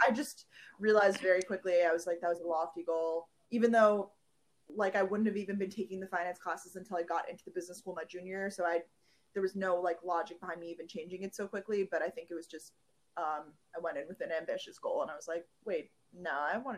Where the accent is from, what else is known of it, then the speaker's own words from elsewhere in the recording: New York, United States; also born or lived in Georgia; now in New York City, United States; Growing up in New York, I wanted to escape New York